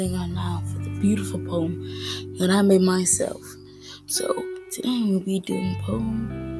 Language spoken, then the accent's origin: English; Elmwood, Georgia, United States; I'm from Elmwood. I'm from Georgia. I'm from the United States of America.